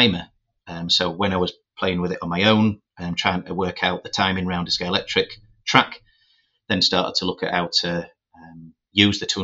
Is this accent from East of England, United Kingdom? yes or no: no; Doncaster, Yorkshire and the Humber, United Kingdom; also born or lived in Birmingham; when I was growing up in Doncaster